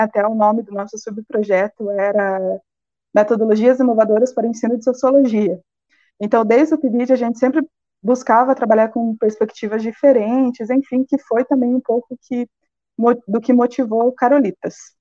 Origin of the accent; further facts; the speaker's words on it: Ponta Grossa, Paraná, Brazil; moved away as an adult; now in Blumenau, Brazil; Eu sou do Paraná, natural da cidade de Ponta Grossa, e eu cursei um ano de geografia, bacharelado lá. Até que minha família, né, por questões de emprego, resolveu mudar para Blumenau